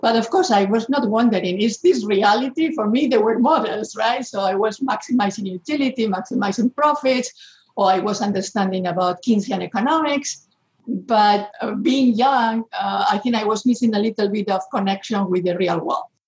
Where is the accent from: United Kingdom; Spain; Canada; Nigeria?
Spain; moved away; I'm coming from Spain